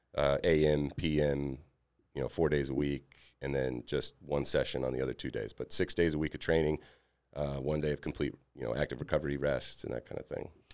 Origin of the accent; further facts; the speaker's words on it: Alabama, United States; moved away as an adult; also born or lived in Mississippi; I was from Alabama